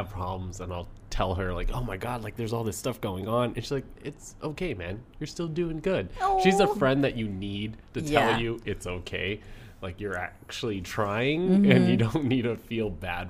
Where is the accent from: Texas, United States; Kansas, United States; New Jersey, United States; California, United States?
Kansas, United States; Garden City; born or raised there; moved away